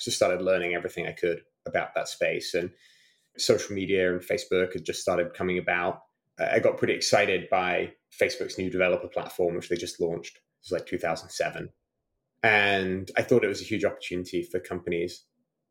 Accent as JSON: {"language": "English", "town": "Malvern", "region": "West Midlands", "country": "United Kingdom", "tie": "born or raised there", "also_born_or_lived": "Durham", "moved": "yes", "said": "I grew up in a small town called Malvern in Worcestershire"}